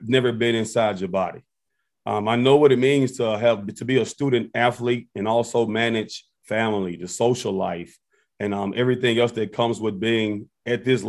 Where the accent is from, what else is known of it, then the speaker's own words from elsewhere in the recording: Memphis, Tennessee, United States; moved away as an adult; now in Champaign, United States; my hometown, Memphis, Tennessee